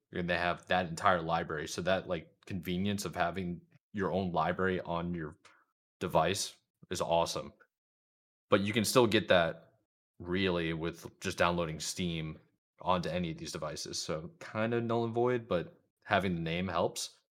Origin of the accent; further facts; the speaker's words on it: Charlotte, North Carolina, United States; Charlotte, and that's, like, that's in, that's my hometown